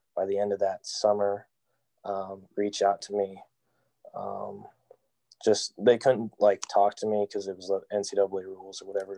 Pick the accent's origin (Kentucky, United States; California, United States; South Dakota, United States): California, United States; Fresno; also born or lived in Kingsburg, California; I was born in Fresno, California, uh, Central Valley